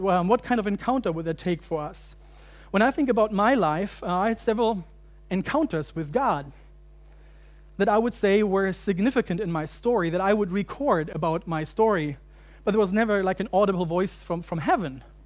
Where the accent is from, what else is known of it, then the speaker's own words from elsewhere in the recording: Germany; moved away as an adult; also born or lived in United States; growing up in Germany and then going to seminary in the States